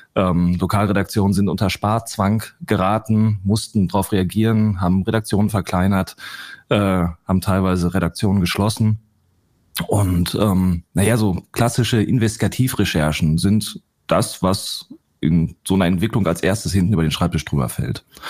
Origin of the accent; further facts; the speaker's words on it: Ruhr area, North Rhine-Westphalia, Germany; ich komme aus dem Ruhrgebiet